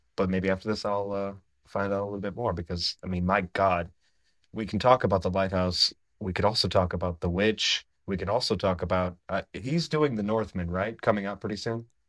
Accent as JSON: {"language": "English", "town": "Menominee", "region": "Michigan", "country": "United States", "tie": "born or raised there", "said": "I grew up in the Upper Peninsula of Michigan in a place called Menominee, Michigan"}